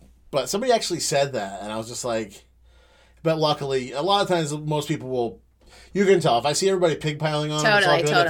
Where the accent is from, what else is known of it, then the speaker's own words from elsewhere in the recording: United States; We're American.